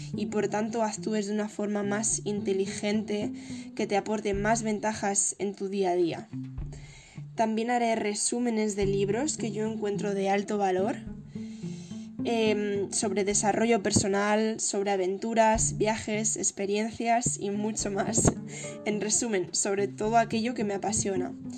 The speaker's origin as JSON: {"language": "Spanish", "town": "Madrid", "region": "Community of Madrid", "country": "Spain", "said": "soy de Madrid"}